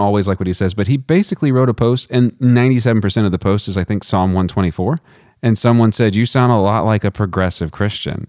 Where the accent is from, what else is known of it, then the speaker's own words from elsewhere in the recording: United States; as an American